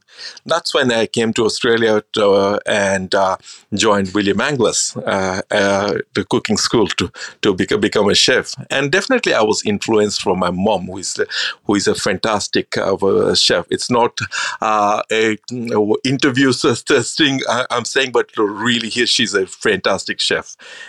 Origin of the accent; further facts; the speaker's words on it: India; I grew up in India. Then after my schooling, I always wanted to become a chef.